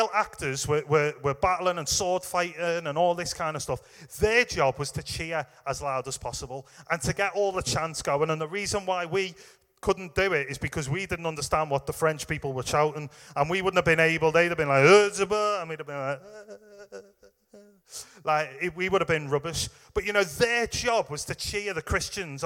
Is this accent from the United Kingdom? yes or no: yes; England, United Kingdom; we're English.